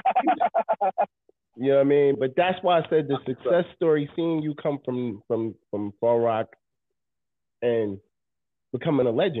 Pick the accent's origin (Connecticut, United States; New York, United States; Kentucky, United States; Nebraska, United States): New York, United States; New York City; I come from Coney Island, Brooklyn